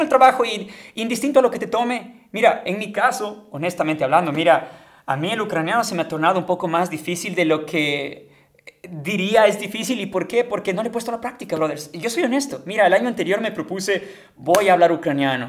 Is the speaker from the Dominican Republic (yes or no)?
no; Ecuador; moved away as an adult; now in Ukraine; regresé a Ecuador después de ese verano